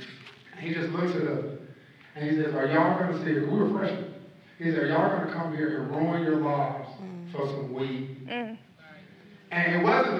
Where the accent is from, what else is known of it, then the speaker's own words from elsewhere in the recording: Greensboro, North Carolina, United States; I'm from Greensboro